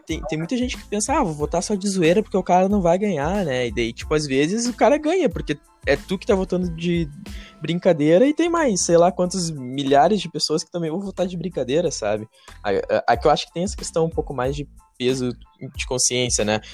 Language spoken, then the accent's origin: Portuguese; Brazil; para nós brasileiros